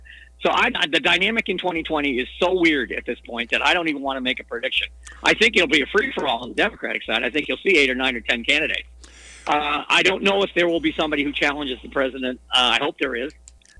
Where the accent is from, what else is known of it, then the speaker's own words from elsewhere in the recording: Worcester, Massachusetts, United States; It's Worcester. That's the home of my that is my birthplace.